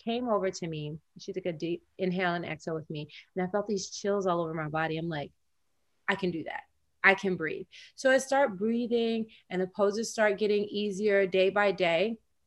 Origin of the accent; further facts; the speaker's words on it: Tennessee, United States; When I was growing up in the South in Tennessee